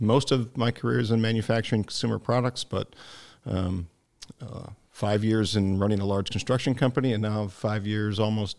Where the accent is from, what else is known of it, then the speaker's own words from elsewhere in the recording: Homewood, Illinois, United States; also born or lived in Youngstown, Ohio / Cleveland, Ohio; basically a Midwestern kid, so I was born in Youngstown, Ohio. Didn't live there long. My dad was in the steel business, so I grew up in Chicago, one of the south suburbs, Homewood